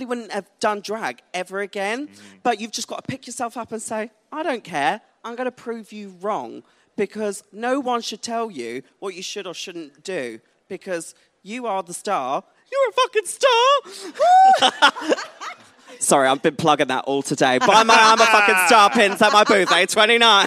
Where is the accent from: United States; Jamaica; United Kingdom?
United Kingdom; Essex, East of England; also born or lived in London; I moved back to Essex from London, went back home